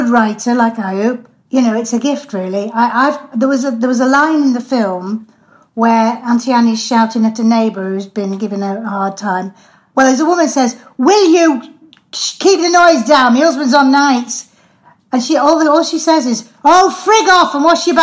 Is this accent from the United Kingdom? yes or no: yes; Irlam, North West England, United Kingdom; I was brought up in Earlham and Cadishead